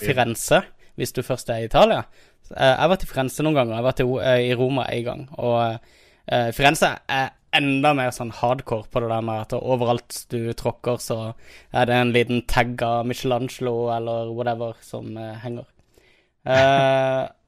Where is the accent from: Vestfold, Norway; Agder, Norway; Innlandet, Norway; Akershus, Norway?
Agder, Norway; Kristiansand; jeg er jo kristiansander